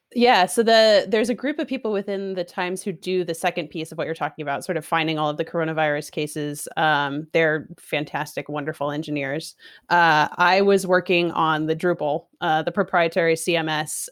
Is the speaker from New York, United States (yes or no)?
no; Seattle, Washington, United States; moved away as an adult; also born or lived in San Francisco; I'm also from Seattle originally